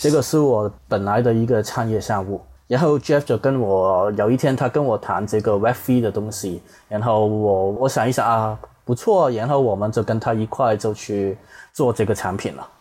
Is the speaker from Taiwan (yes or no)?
no; Hong Kong; accent: Hong Kong-style Mandarin; 我是香港人